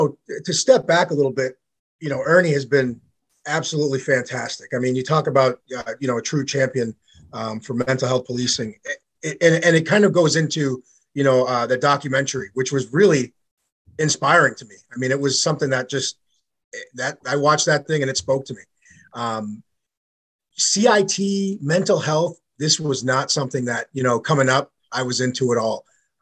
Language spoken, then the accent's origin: English; New York, United States; So I grew up in New York for a small portion of my life.